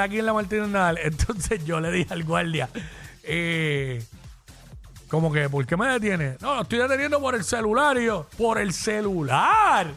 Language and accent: Spanish; Cabo Rojo, Puerto Rico; mi pueblo